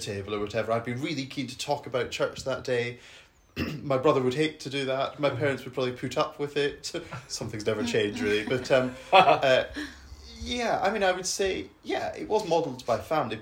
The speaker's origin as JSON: {"language": "English", "town": "Edinburgh", "region": "Scotland", "country": "United Kingdom", "tie": "born or raised there", "said": "I grew up in Scotland, in Edinburgh"}